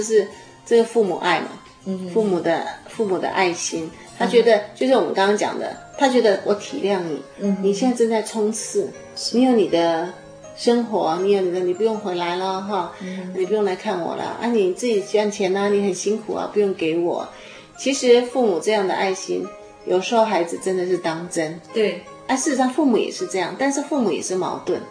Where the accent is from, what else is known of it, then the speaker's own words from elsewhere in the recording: Taiwan; 我们在台湾的孩子们长大不太习惯拥抱父母亲